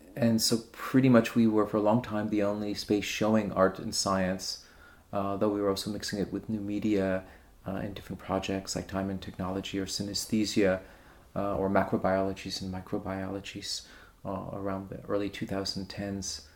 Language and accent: English; New York, United States; moved away as an adult; now in Berlin, Germany; I'm originally from New York, but I moved to Berlin in 1998